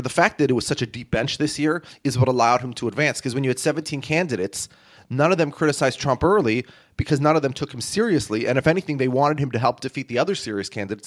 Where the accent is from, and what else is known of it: United States